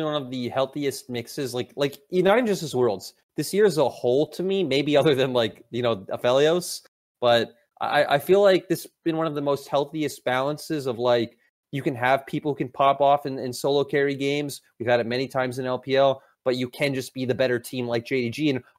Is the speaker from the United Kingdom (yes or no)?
no; Arizona, United States; I spent most of my life living in Arizona, but I've kind of like moved all over across